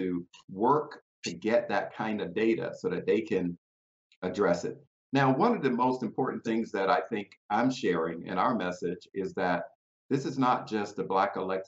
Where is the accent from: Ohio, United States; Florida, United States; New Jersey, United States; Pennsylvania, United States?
Florida, United States; South Bay; my hometown, Belgrade, South Bay, where I was mayor